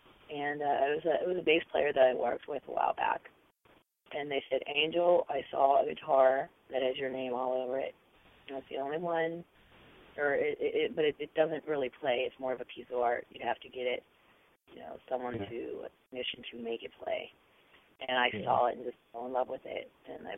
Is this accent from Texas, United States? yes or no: no; Pittsburgh, Pennsylvania, United States; I grew up in Pittsburgh, but I've worked her whole life in L.A. and New York